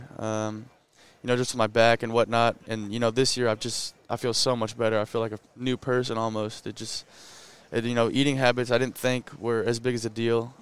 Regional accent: Southlake, Texas, United States; also born or lived in Columbus, Ohio; now in Austin, United States; I'm from South Lake

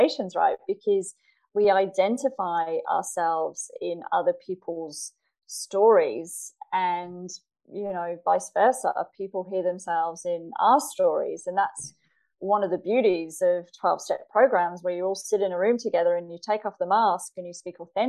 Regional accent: England, United Kingdom; now in Australia; I live in Australia now, I'm originally from England

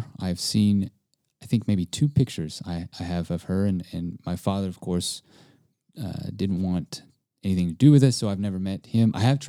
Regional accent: Hawaii, United States; now in Texas, United States; by birth, I mean, I was born in Hawaii, but my heritage, my background, my mom is Japanese, and my father's half Japanese and Italian. And growing up in Hawaii, there's islanders.

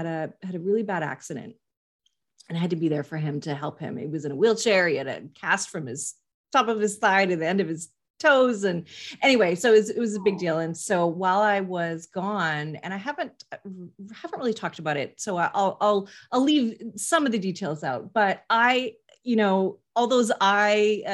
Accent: Canada; I'm Canadian

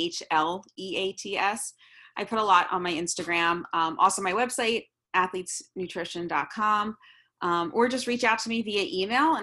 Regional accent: New York, United States; Being a New Yorker

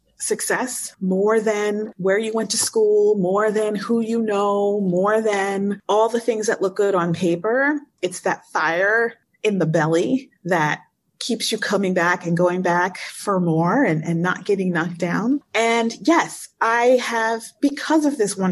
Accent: West Chester, Pennsylvania, United States; moved away as an adult; now in Cairo, Egypt; I grew up in Pennsylvania, a sweet small town, Westchester, Pennsylvania, in the same house my whole life

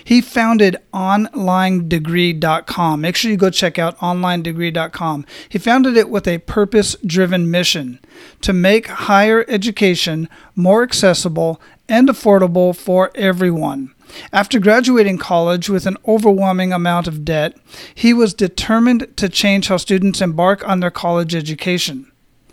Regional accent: Phoenix, Arizona, United States; I'm originally from Phoenix

